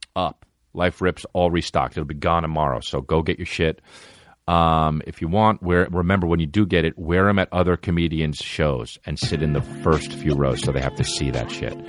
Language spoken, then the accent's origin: English; New Jersey, United States; It's my hometown, New Jersey, my home state, New Jersey